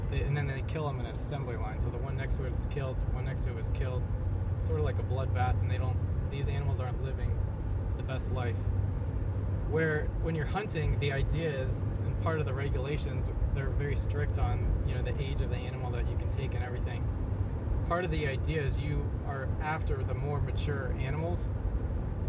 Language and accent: English; South Florida, United States; I grew up in South Florida